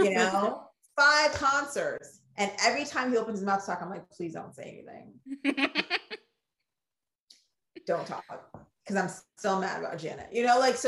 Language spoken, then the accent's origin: English; Ghana; accent: Ghanaian; I get my Ghanaian accent quick